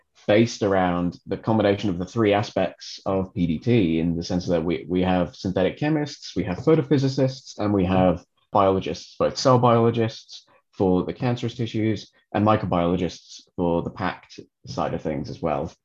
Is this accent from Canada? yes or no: no; England, United Kingdom; moved away as an adult; also born or lived in Dublin, Ireland; now in Amsterdam, Netherlands; being English, I did my undergraduate degree at the University of Hull